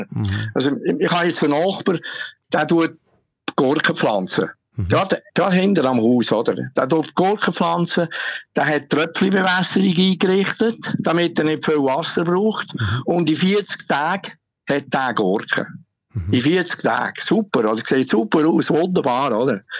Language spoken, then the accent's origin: German; Switzerland; Ja, also, also ich meine, wir Schweizer, wir als Schweizer, uns interessiert